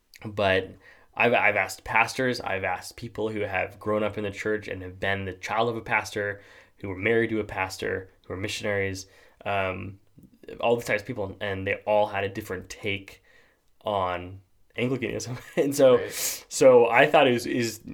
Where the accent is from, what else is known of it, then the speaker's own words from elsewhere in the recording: Simi Valley, California, United States; moved away as an adult; now in Binghamton, United States; people that like I knew kind of growing up in Simi Valley